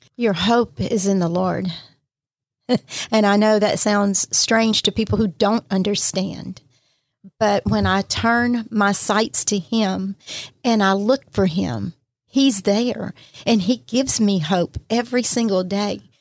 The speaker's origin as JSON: {"language": "English", "town": "Pascagoula", "region": "Mississippi", "country": "United States", "tie": "born or raised there", "also_born_or_lived": "Plaquemine, Louisiana", "said": "I've been here all my life, was raised in Pascagoula"}